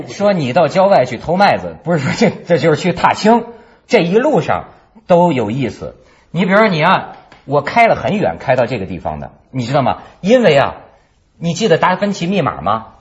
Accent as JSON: {"language": "Chinese", "region": "northern China", "country": "China", "said": "我们是北方人"}